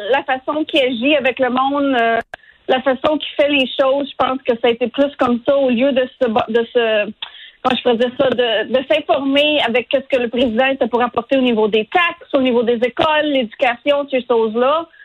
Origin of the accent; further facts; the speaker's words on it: Canada; now in United States; Puis moi, d'un côté, j'en suis une immigrante. Euh, je suis venue aux États-Unis du Canada.